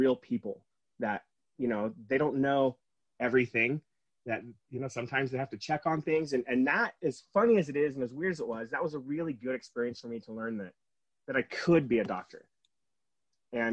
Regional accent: San Diego, California, United States; now in Utah, United States; I grew up in San Diego

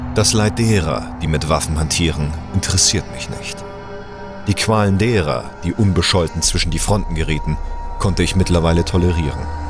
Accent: Hamburg, Germany; now in Bühl, Germany; gebürtiger Hamburger

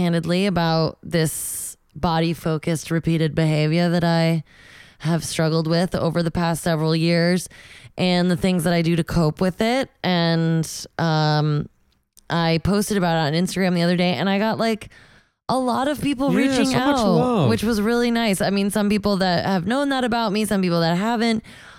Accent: Connecticut, United States; Oh, near my hometown.

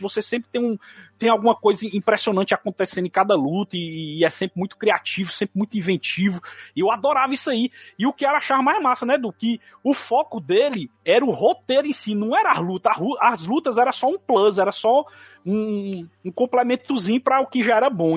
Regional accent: Ceará, Brazil; born or raised there

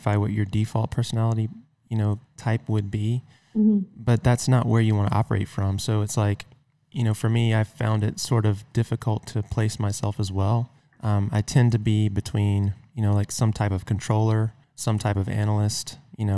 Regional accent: the South, United States; I'm from the South

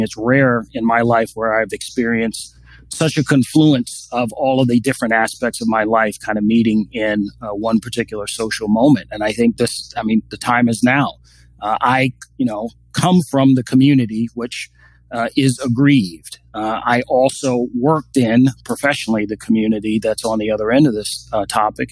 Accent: Washington, District of Columbia, United States; when I was a five six year old little boy growing up in Washington D.C.

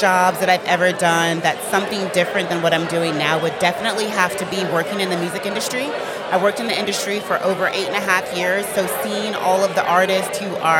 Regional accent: Daytona Beach, Florida, United States; I am from Daytona Beach, Florida, and I am super excited to be here today.

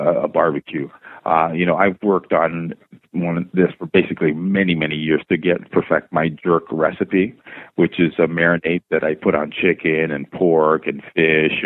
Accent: Toronto, Ontario, Canada; also born or lived in Jamaica; I'm born in Jamaica and raised in Toronto

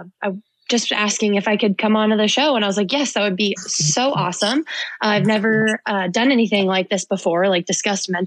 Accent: Philadelphia, Pennsylvania, United States; moved away; also born or lived in Southern California; I'm from Philly because I was only five when we moved

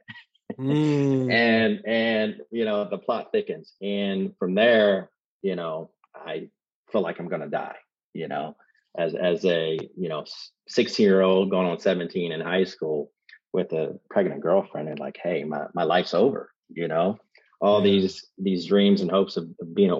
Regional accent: Columbus, Ohio, United States; now in Dayton, United States; growing up in Columbus, Ohio, my dad was really strict

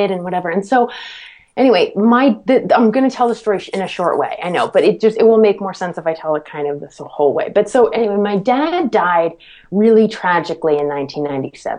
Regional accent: Medfield, Massachusetts, United States; Medfield, Massachusetts with Martin Scorsese, where I'm from. That's like my hometown

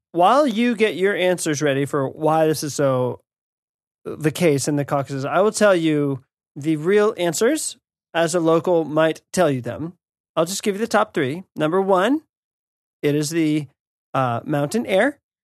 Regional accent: United States; as an American

